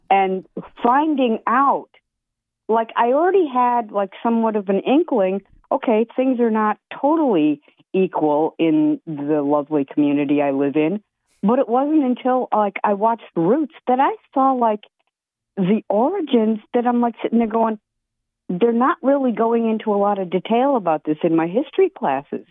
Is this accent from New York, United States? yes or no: no; Madison, Wisconsin, United States; now in New Orleans, United States; I grew up in Madison, Wisconsin